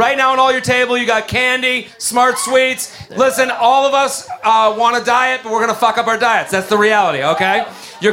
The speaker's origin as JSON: {"language": "English", "town": "Brooklyn", "region": "New York", "country": "United States", "said": "Hey, I'm from Brooklyn."}